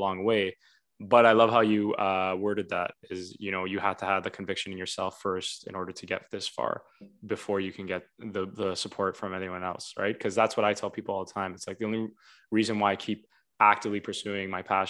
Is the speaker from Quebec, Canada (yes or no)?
no; Vaughan, Ontario, Canada; also born or lived in Toronto; Because I was born in Toronto, right? And I grew up in Vaughan. So it's kind of like two places at the same time.